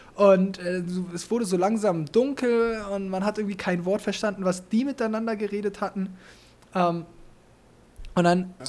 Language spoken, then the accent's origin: German; Germany